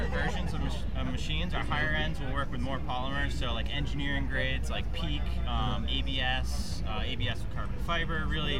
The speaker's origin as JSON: {"language": "English", "region": "Vermont", "country": "United States", "said": "We are from Vermont."}